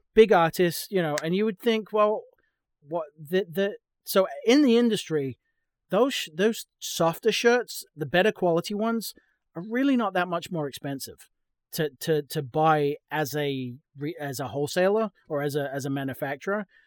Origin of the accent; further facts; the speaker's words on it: England, United Kingdom; moved away as an adult; now in Texas, United States; I'm from England, um, I moved to, uh, New England